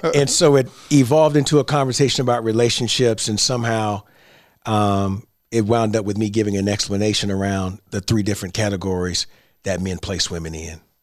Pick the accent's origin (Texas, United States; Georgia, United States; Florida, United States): Florida, United States; Central; I grew up in Central Florida